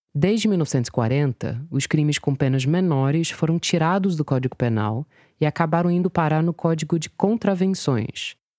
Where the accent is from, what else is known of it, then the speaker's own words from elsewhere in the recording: United States; first language English; Portuguese is a second language; moved away as an adult; now in Brazil; Eu, que nasci e fui criada, morei nos Estados Unidos até os 19 anos